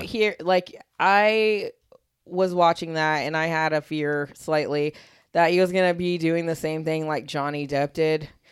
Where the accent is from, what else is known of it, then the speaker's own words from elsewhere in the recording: Riverview, Florida, United States; My hometown is Riverview